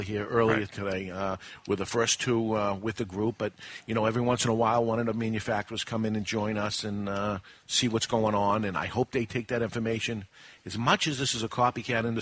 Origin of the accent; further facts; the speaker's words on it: Boston, Massachusetts, United States; now in New Hampshire, United States; growing up in Boston and adding the tax into Massachusetts, it forced me out of the state